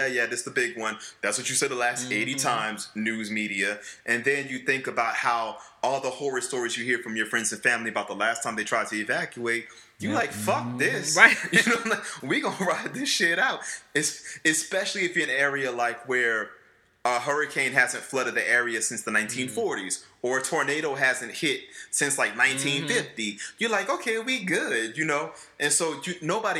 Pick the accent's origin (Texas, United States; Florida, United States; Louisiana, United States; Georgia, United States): Louisiana, United States; New Orleans; moved away; also born or lived in Washington, D.C.; I grew up in New Orleans East, which is the Ninth Ward